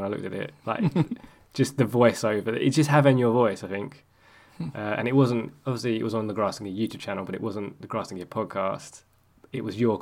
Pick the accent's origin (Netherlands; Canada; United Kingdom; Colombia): United Kingdom; England; I'm English